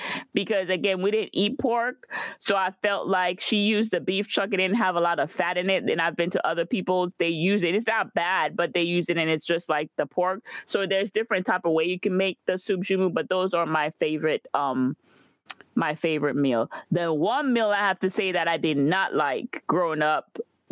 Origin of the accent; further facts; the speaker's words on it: Guadeloupe; moved away; growing up in Guadeloupe